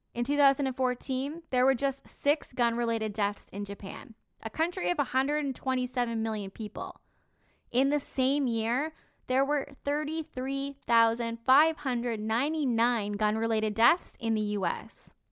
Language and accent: English; Canada; I'm Canadian and guns just aren't a huge part of our culture